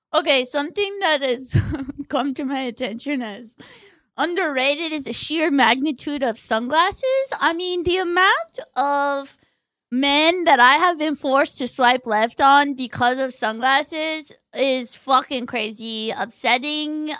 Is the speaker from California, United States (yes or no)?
yes; Orange County, California, United States; I'm from Orange County